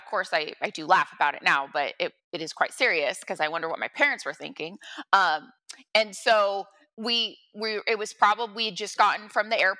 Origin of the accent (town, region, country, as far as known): Monterey County, California, United States; born or raised there; also born or lived in Santa Cruz County, California